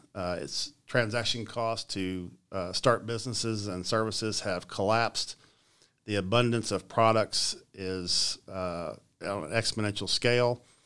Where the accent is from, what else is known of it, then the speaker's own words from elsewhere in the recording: Richmond, Kentucky, United States; I grew up right here in Richmond